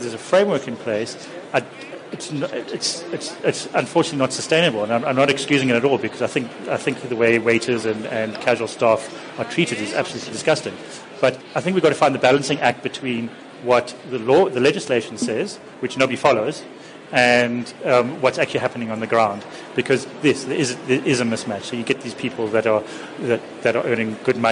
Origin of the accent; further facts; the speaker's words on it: Johannesburg, Gauteng, South Africa; moved away as an adult; now in Cape Town, South Africa; When I lived in Johannesburg, I grew up in Hyde Park